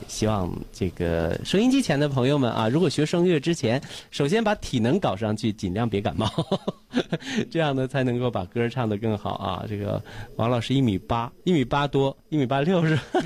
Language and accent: Chinese; Weihai, Shandong, China; 无论走到哪里，我们都是威海人